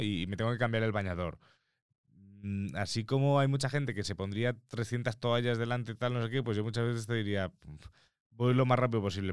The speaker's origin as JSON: {"language": "Spanish", "area": "Mallorca", "region": "Balearic Islands", "country": "Spain", "tie": "born or raised there", "said": "yo como mallorquín, eh, Mallorca, eh, Todos los años íbamos a la playa con el colegio mínimo una vez al año"}